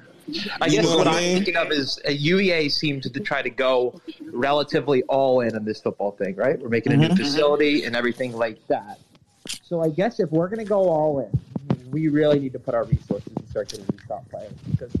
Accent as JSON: {"language": "English", "region": "Ohio", "country": "United States", "tie": "born or raised there", "said": "I'm in Ohio now. I grew up around Ohio State"}